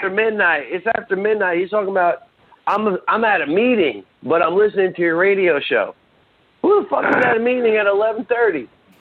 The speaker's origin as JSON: {"language": "English", "town": "New York City", "region": "New York", "country": "United States", "said": "I'm from New York City. I'm from Brooklyn, son."}